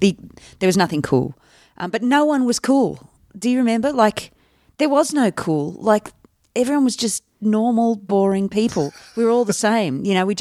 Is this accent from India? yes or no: yes; India; now in Canada; if I tell people that I grew up in India, they're like, are you Indian?